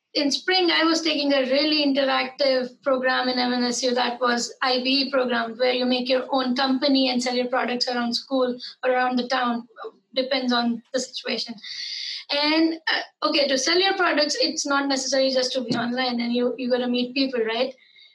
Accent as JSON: {"language": "English", "region": "Madhya Pradesh", "country": "India", "said": "I'm from a small town in Madhya Pradesh from India."}